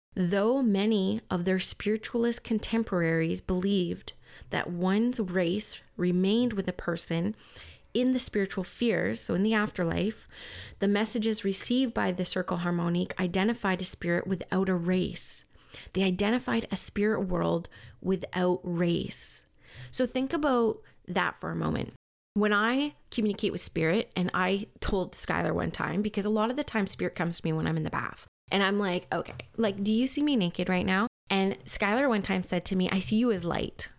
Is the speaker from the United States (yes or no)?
no; Canada; even though I'm Canadian and I was forced to learn French for, like, six years